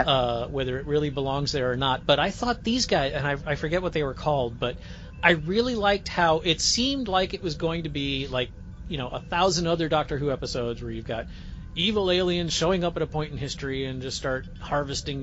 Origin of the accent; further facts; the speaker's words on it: United States; as an American